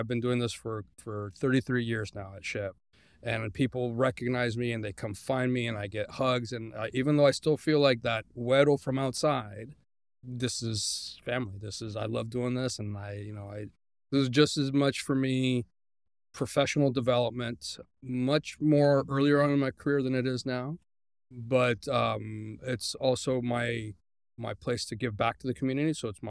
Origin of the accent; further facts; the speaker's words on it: Guadalajara, Jalisco, Mexico; English is a second language; now in United States; So I was born in Mexico, and then I started. I moved to the States when I was 2. My dad worked for Hewlett Packard, so immigrated to the United States, and I pretty much started growing up here. And when I was 10, I moved back to Mexico, back to Guadalajara. I lived 6 years in Guadalajara.